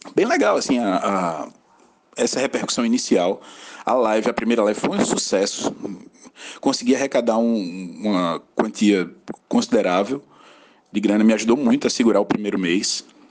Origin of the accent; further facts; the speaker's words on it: Acari, Rio Grande do Norte, Brazil; also born or lived in João Pessoa; now in Natal, Brazil; sou natural de Acari, no interior do Rio Grande do Norte, uma cidade bem pequenininha.